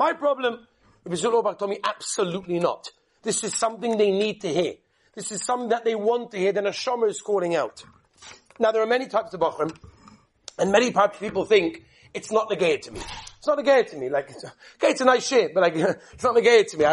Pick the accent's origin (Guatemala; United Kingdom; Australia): United Kingdom; England; I come from England.